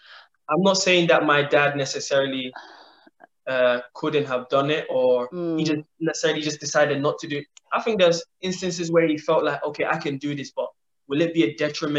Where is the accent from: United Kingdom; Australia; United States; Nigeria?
Nigeria; And being a Nigerian, you know, we always have so many history of Nigerian players who made big money and today they're in Nigeria broke.